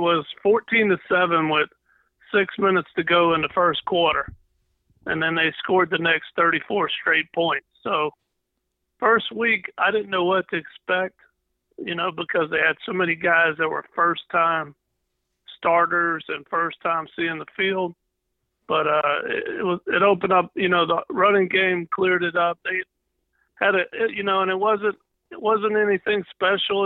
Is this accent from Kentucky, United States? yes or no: no; D'Iberville, Mississippi, United States; where are you from? I say, D'Ironville, no matter where I was born, where I've been, or nothing. I always say I'm from D'Ironville.